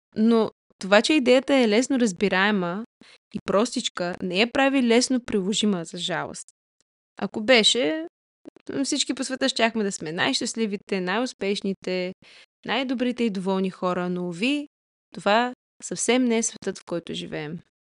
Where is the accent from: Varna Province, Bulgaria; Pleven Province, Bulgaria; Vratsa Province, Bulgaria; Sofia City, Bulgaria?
Varna Province, Bulgaria; Varna; moved away; also born or lived in Canada; Родом съм от Варна, но съм прекарала по-голямата част от съзнателният си живот в Канада.